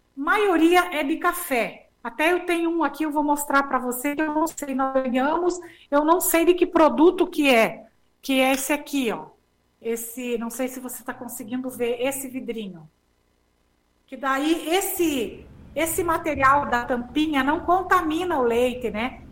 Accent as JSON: {"language": "Portuguese", "region": "Rio Grande do Sul", "country": "Brazil", "also_born_or_lived": "Porto Alegre", "moved": "as an adult", "lives_now": "Palmas, Brazil", "said": "nós saímos do Rio Grande do Sul"}